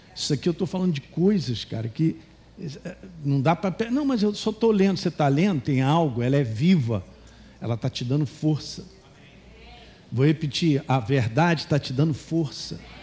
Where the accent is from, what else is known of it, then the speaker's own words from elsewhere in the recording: Governador Valadares, Minas Gerais, Brazil; moved away; quando eu era garoto, lá em Valadares